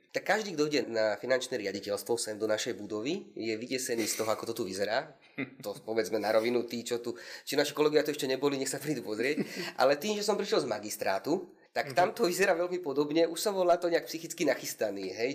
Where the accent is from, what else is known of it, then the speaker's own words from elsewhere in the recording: Prievidza, Trenčín Region, Slovakia; also born or lived in Pardubice, Czech Republic; potom časom sa vlastne vrátili na Slovensko, lebo obidvaja sú z okolia Nitry, konkrétne Levíca Vrábiel, takže sa vrátili na Slovensko a potom sme už bývali v Prívidzi